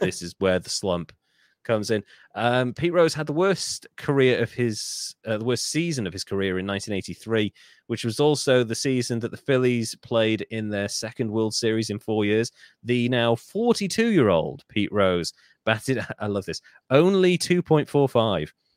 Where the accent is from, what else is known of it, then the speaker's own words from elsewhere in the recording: Wales, United Kingdom; I'm Welsh